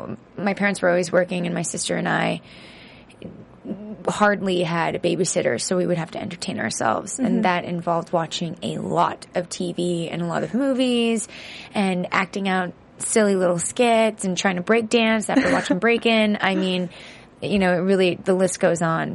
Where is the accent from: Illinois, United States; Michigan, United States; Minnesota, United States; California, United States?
California, United States; San Francisco; I grew up in San Francisco